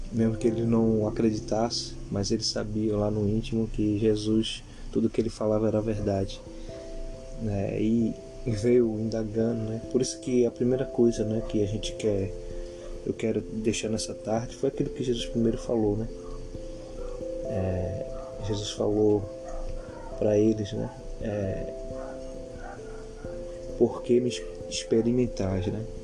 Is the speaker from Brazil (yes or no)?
yes; Brazil; Nós somos aqui do Brasil, somos cidadão brasileiro